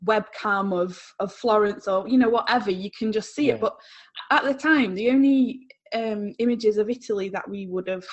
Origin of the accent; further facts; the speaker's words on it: Stockport, North West England, United Kingdom; I was like really proud to support my hometown club, even though it was a smaller club.